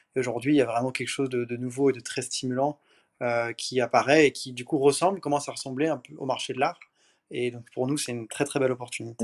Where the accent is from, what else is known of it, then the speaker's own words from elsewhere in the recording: France; also born or lived in Paris / Miami; je suis un Français, 29 ans à Paris